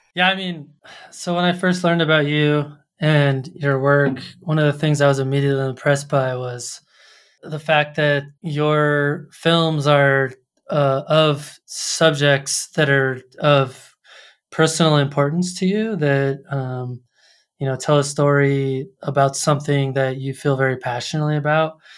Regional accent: Colorado Springs, Colorado, United States; I grew up in Colorado Springs near, um, the Air Force

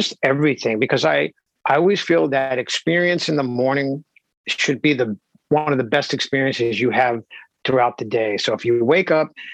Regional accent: New York City, New York, United States; I grew up in the Bronx, and it was great upbringing.

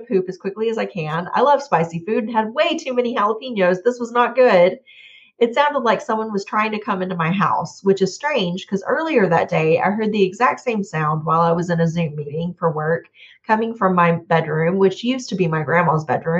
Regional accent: Montebello, California, United States; It's the oldest church in the town I grew up in Montebello

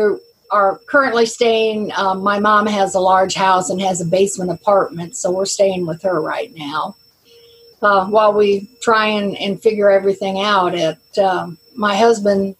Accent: South Carolina, United States; We're from South Carolina

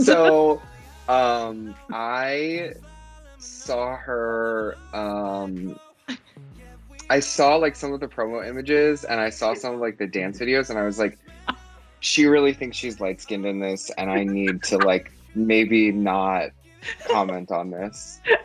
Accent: United States; being an American

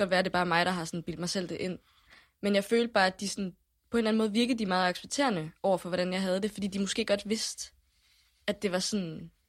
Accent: Jutland, Denmark; Specielt når du kommer som jyde, ikke?

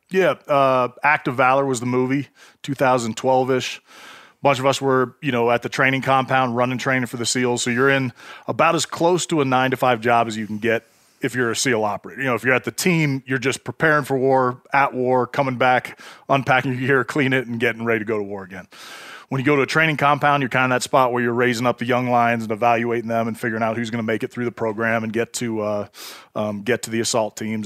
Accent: Bay Area, California, United States; I grew up in the Bay Area, California

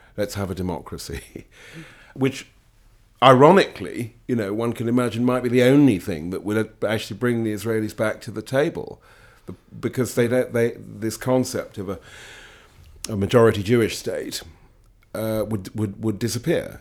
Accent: United Kingdom; I'm a Brit

